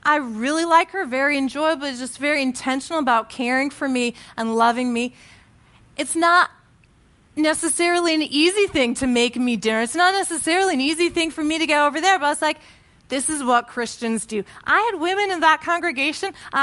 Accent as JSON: {"language": "English", "region": "Connecticut", "country": "United States", "tie": "born or raised there", "said": "I joined this church in, my hometown in Connecticut"}